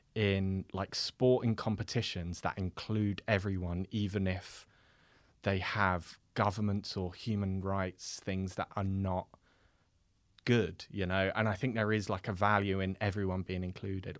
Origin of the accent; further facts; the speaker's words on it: London, United Kingdom; I'm from West London